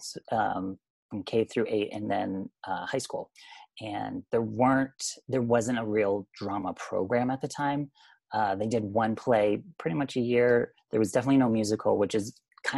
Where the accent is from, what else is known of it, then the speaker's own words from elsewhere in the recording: Vermont, United States; moved away as an adult; Small town Vermont. And born and raised 18 years.